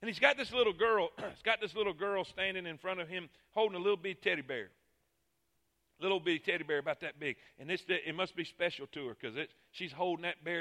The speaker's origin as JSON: {"language": "English", "town": "Fort Pierce", "region": "Florida", "country": "United States", "tie": "born or raised there", "also_born_or_lived": "Alabama", "moved": "as an adult", "said": "I grew up in Fort Pierce"}